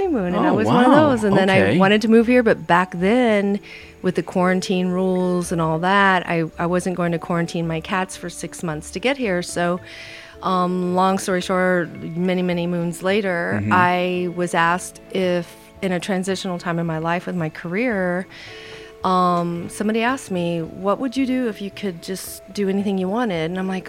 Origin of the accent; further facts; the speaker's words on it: Indiana, United States; moved away as an adult; now in Big Island, Hawaii, United States; I come from Indiana, so I'm a Hoosier.